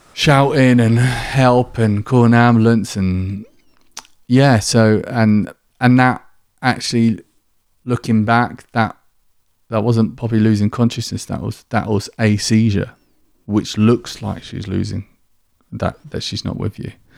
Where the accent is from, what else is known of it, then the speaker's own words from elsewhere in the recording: Kent, South East England, United Kingdom; accent: southern; moved away as an adult; also born or lived in Manchester; now in York, United Kingdom; from down south, you can probably tell by my, by my accent, um, in, in Kent, I grew up there